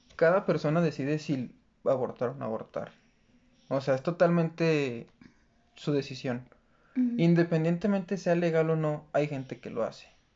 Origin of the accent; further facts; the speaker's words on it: Mexico; como buen mexicano